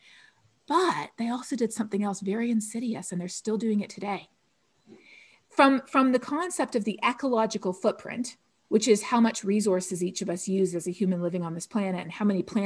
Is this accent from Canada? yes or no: yes; Canada; I'm Canadian